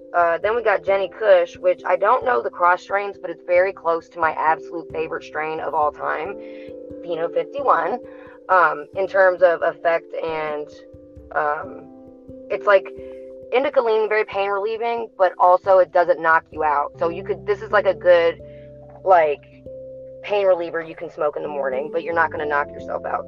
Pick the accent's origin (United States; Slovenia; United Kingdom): United Kingdom; Scotland; moved away; I'm from Scotland originally